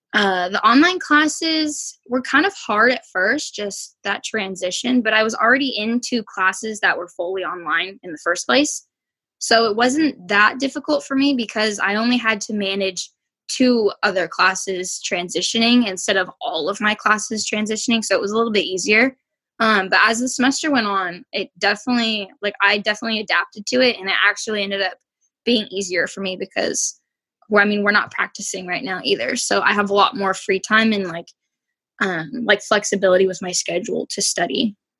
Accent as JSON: {"language": "English", "town": "South Lake Tahoe", "region": "California", "country": "United States", "tie": "born or raised there", "said": "I grew up in Tahoe"}